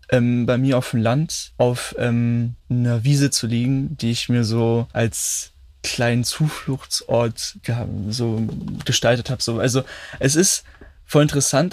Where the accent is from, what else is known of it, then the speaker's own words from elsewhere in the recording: Berlin, Germany; Ich bin auch in Berlin in Kreuzberg geboren